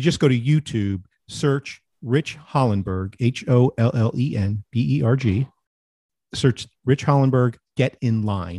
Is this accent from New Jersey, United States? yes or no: yes; New Jersey, United States; moved away as an adult; now in Florida, United States; I'm from Jersey too. Exit 9 on the Turnpike, 129 on the Parkway.